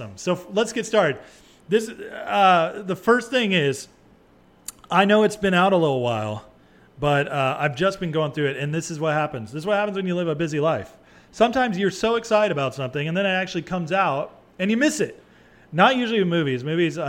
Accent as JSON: {"language": "English", "region": "California", "country": "United States", "moved": "yes", "lives_now": "Texas, United States", "said": "I'm a Californian"}